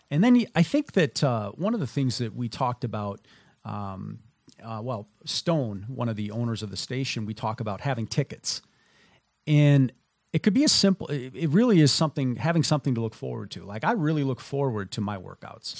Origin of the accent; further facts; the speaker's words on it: Minnesota, United States; moved away; I grew up in Minnesota